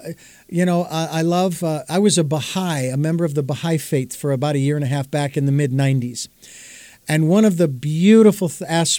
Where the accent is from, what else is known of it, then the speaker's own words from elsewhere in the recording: Phoenix, Arizona, United States; now in Santa Barbara, United States; I've lived in Phoenix. It's not what it used to be anymore, so it's not really my hometown